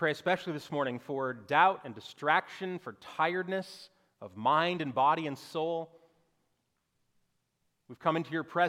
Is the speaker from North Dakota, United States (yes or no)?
yes; North Dakota, United States; moved away as an adult; also born or lived in Northwest Arkansas / Orlando, Florida; I grew up in North Dakota, right on the Minnesota border, near Canada